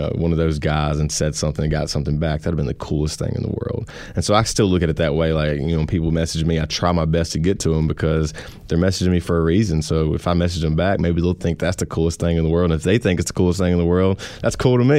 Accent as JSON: {"language": "English", "region": "Louisiana", "country": "United States", "said": "I'm from Louisiana"}